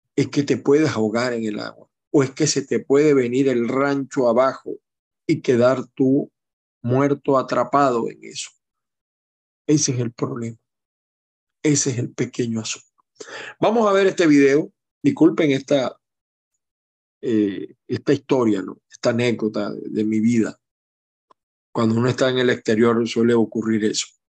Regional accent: Maracaibo, Zulia, Venezuela; cuando yo estaba chamo, yo viví un tiempo con mi mamá, mi hermano y mi abuela en Cecilia, en Costa, Maracaibo. Yo nací en Maracay, pero mi mamá eh, vivía en Maracaibo

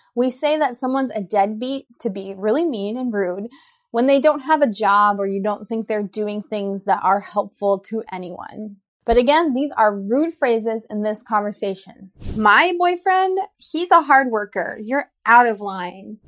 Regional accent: United States; I'm an American English teacher

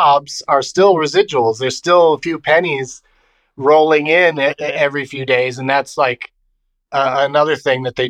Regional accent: San Diego, California, United States; moved away as an adult; now in Los Angeles, United States; I grew up in San Diego, and when I graduated from high school, I just went to junior college in San Diego for a couple years

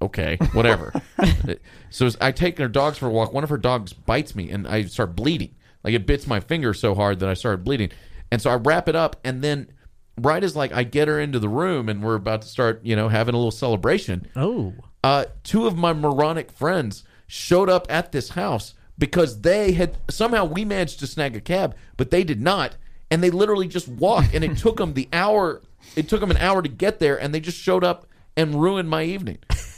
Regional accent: Texas, United States; And we speak as Texans growing up in Texas cities that have terrible cab systems.

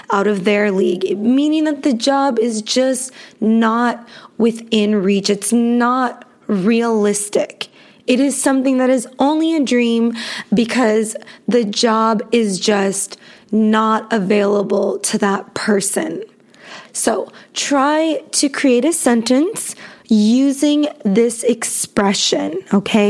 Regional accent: Los Angeles, California, United States; I was born in Los Angeles, California, and I was raised in a very multicultural city

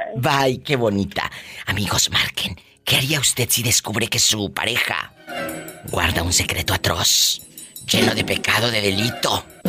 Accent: Mexico; Así decimos en nuestro país, en México

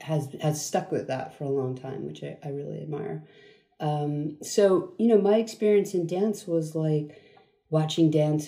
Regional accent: United States; also born or lived in Queens, New York / Long Island, New York / New Jersey / Germany; So I was born in Queens. Right. And moved at 5 to Long Island and then New Jersey.

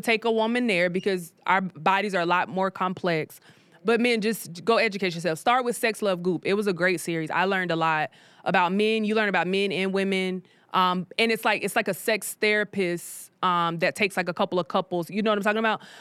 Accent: South Carolina, United States; moved away as an adult; now in Atlanta, United States; I'm from South Carolina.

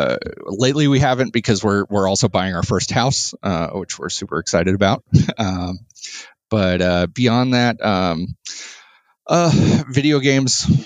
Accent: Florida, United States; also born or lived in New York; now in Indianapolis, United States; I grew up in Florida, lived in New York.

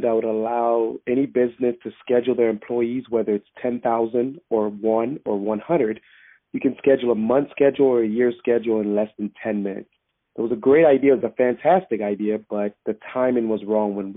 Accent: Houston, Texas, United States; also born or lived in Grenada / Austin, Texas; I was actually born in Grenada, which is an island in the Caribbean. We moved to Houston, Texas when I was 6, and I resided in Houston, Texas for the majority of my years

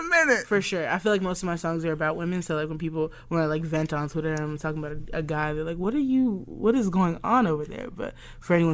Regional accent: Southern United States, United States; because I grew up in the South

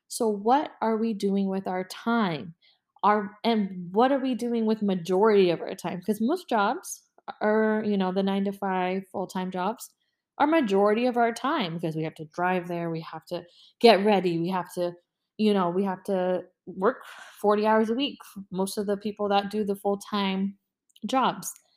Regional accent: Orlando, Florida, United States; I live in Florida, born and raised in Orlando

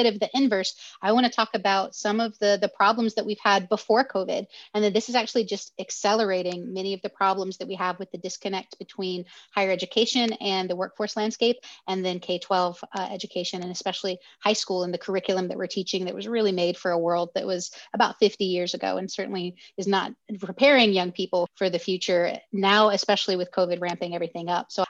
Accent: the South, United States; accent: Southern; I was raised by a single mom down south

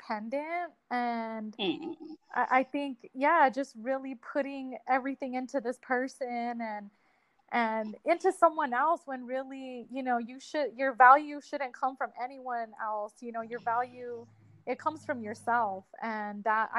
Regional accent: Albuquerque, New Mexico, United States; I am from Albuquerque, New Mexico

